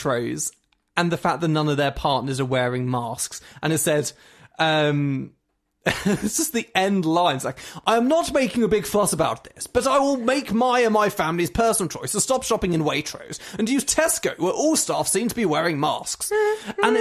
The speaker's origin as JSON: {"language": "English", "area": "Sussex", "region": "South East England", "country": "United Kingdom", "tie": "born or raised there", "moved": "yes"}